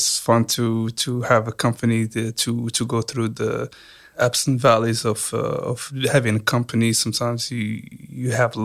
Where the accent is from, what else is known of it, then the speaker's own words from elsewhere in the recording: Morocco; moved away as an adult; now in Hampton Roads, United States; I came from Morocco, so I was there for 18 years